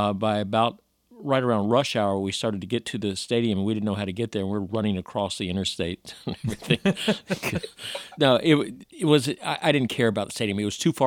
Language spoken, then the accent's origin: English; Atlanta, Georgia, United States; in my hometown.